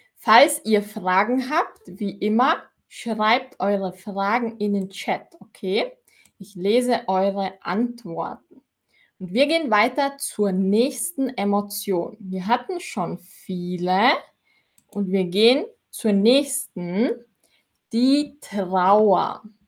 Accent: Austria; ich komme aus Österreich und in Österreich sagen wir Zwetschgen

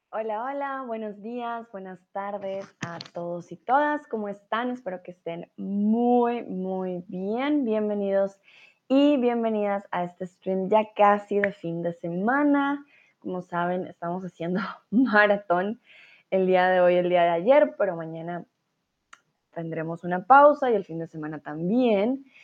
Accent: Colombia; now in Germany; yo soy de Colombia, soy tutora de español

